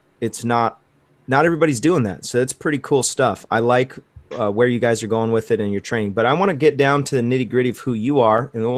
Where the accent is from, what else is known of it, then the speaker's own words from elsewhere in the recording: Michigan, United States; moved away; I'm actually from Michigan originally.